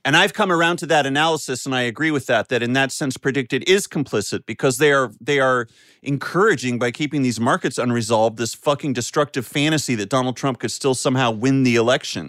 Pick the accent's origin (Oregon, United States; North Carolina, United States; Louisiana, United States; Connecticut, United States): North Carolina, United States; growing up in North Carolina